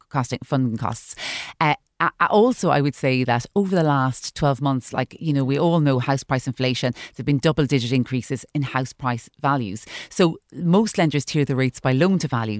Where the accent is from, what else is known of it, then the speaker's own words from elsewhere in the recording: Ireland; as Irish consumers